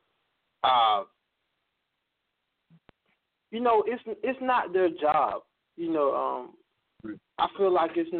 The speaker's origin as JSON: {"language": "English", "town": "Pahokee", "region": "Florida", "country": "United States", "said": "we come from Pahokee, Florida. It's a small town on the shores of Lake Okeechobee"}